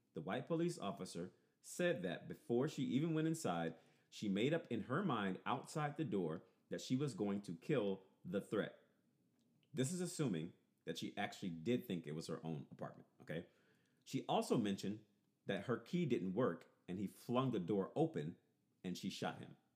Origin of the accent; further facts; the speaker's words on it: Louisiana, United States; I am definitely from Louisiana